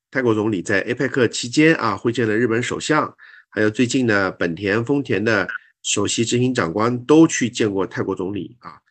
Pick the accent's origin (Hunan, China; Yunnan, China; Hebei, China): Yunnan, China; Xishuangbanna; moved away as an adult; now in Thailand; 从小在西双版纳长大，其实跟泰国是比较亲近的